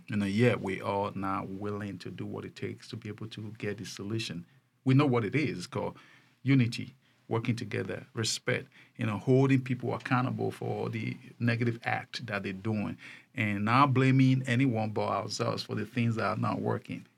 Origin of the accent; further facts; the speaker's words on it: Nigeria; moved away; I came from Nigeria